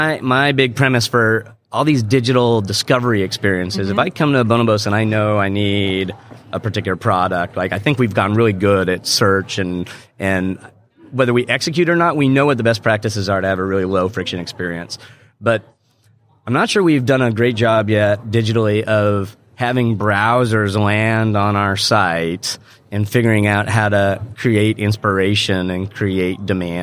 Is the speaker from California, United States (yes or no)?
yes; San Diego, California, United States; That San Diego store is in the University Town Center. That was my hometown mall growing up.